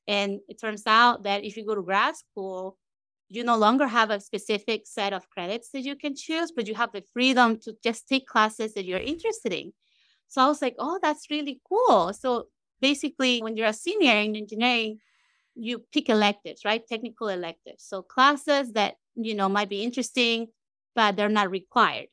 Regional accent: Caracas, Capital District, Venezuela; moved away as an adult; now in United States; growing up in Venezuela, right, and, and trying to even find a court that is empty in Caracas

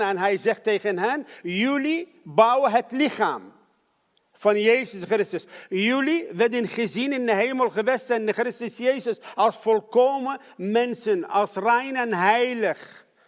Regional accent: Iraq; Dutch is a second language; moved away as an adult; now in Netherlands; ik ben geboren in Irak

